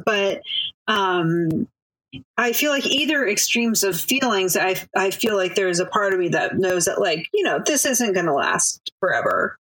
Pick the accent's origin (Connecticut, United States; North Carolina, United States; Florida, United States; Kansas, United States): Connecticut, United States; Manchester; moved away as an adult; also born or lived in Baltimore, Maryland / Chicago, Illinois / New York; now in Brooklyn, New York, United States; I grew up in Manchester, Connecticut